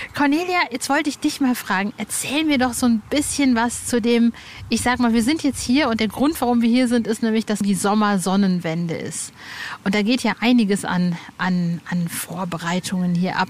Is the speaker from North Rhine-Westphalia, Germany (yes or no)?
yes; Hövelhof, North Rhine-Westphalia, Germany; moved away; Ich bin ja im Kreis Paderborn aufgewachsen